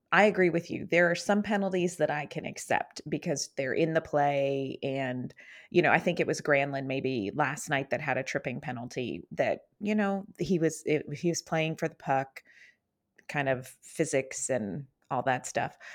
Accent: Western Pennsylvania, United States; I grew up in Western Pennsylvania

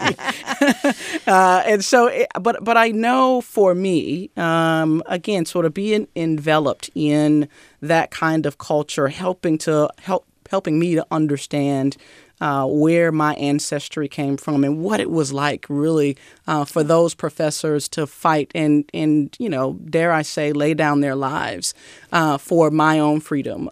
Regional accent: Mississippi, United States; moved away; I grew up in the South

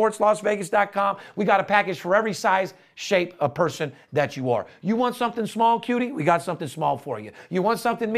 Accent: Las Vegas, Nevada, United States; I'm born and raised in Las Vegas, third generation

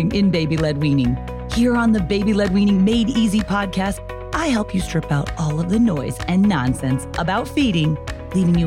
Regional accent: United States; I'm American

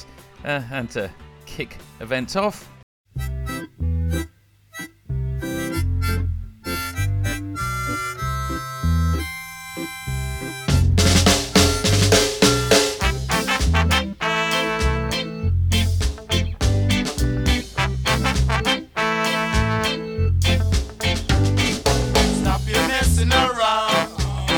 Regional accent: Coventry, West Midlands, United Kingdom; I was brought up in Coventry

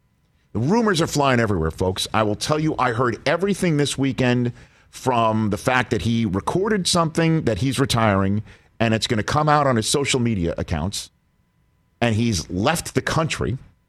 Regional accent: Ohio, United States; in Ohio, my home state of Ohio.

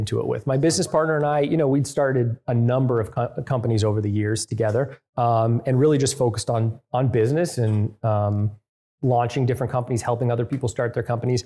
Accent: Canada; I grew up in Canada

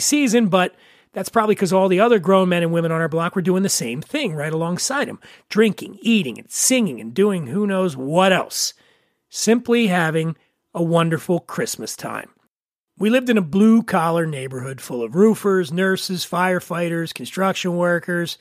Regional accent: Philadelphia, Pennsylvania, United States; growing up in Philly

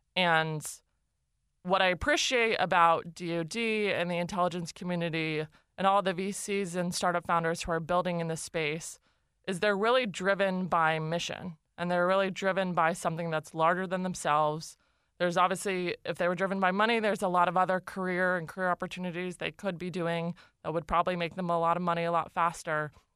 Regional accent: Los Altos, California, United States; I grew up in a, a town called Los Altos, um, in the South Bay.

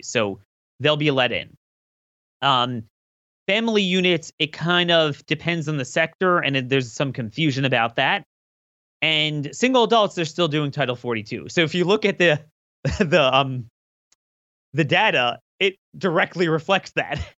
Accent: Maryland, United States; I'm from Maryland

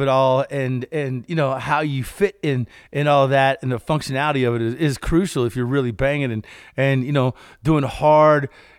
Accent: Kentucky, United States; Because this is something that every one of our farm vehicles had growing up in Kentucky.

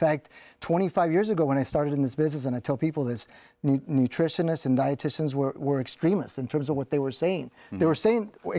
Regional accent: South Texas, United States; I grew up in South Texas, and my parents were migrants, so mm-hmm. we migrated up north to work in the fields.

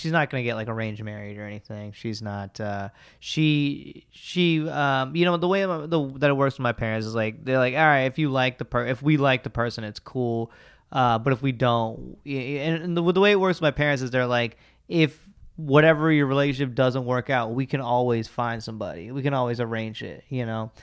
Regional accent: Alpharetta, Georgia, United States; I'm from the suburbs of Atlanta. I'm from Alpharetta

